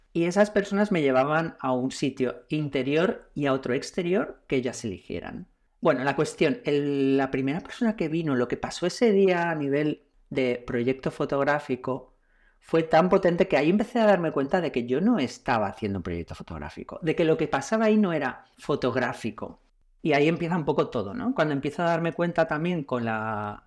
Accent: Castellón de la Plana, Valencian Community, Spain; now in Valencia, Spain; vivo en Valencia, nací en Castellón

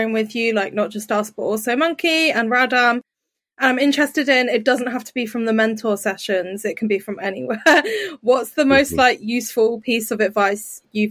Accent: Brighton, South East England, United Kingdom; I grew up in Brighton

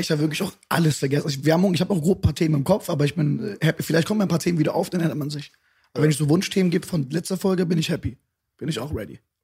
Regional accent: Düsseldorf, North Rhine-Westphalia, Germany; also born or lived in Bonn; Geboren bin ich in Bonn, aber groß geworden in Düsseldorf

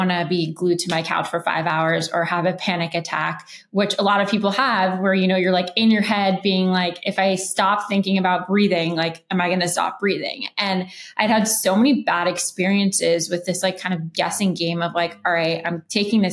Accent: Los Angeles, California, United States; I grew up in Los Angeles

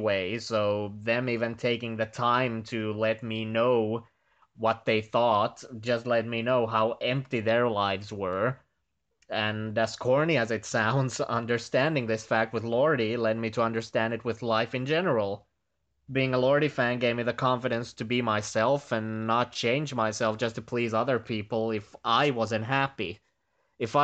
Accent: Finland; from Finland

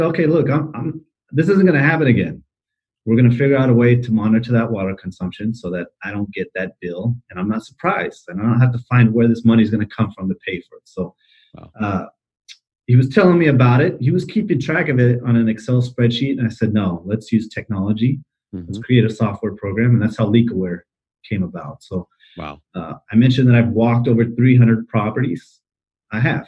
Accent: Arizona, United States; now in Dallas, United States; I grew up in Arizona.

